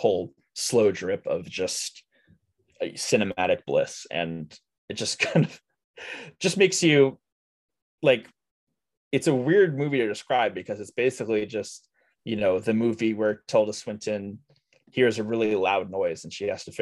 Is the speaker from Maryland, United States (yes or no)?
yes; Montgomery County, Maryland, United States; We grew up in Montgomery County, Maryland